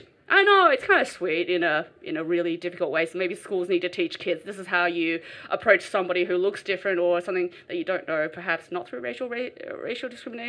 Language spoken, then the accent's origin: English; Australia; growing up in Australia, you know, there's school bullies everywhere.